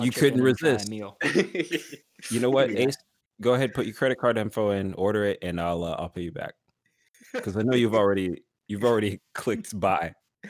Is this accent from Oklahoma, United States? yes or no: no; Austin, Texas, United States; He lives in my hometown.